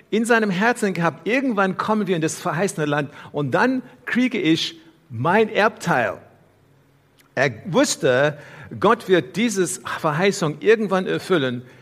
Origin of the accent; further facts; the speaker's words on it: South Africa; Hier in unserer Versammlung heute gibt es Menschen aus verschiedenen Ländern. Ich bin in Südafrika aufgewachsen und so weiter.